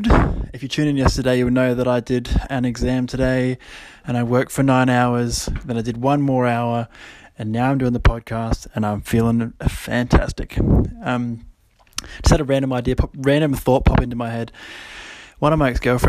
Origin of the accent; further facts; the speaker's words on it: Kangaroo Island, South Australia, Australia; also born or lived in Adelaide; I'd moved to Adelaide, moved out of home, 18, moved to Adelaide from Kangaroo Island. And a lot of you might not know, I'm actually from Kangaroo Island